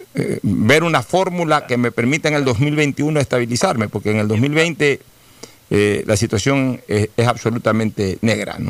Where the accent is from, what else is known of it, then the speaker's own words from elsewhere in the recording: Ecuador; nosotros los ecuatorianos